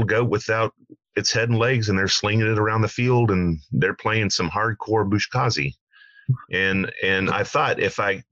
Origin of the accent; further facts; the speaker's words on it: Oklahoma, United States; I am from Oklahoma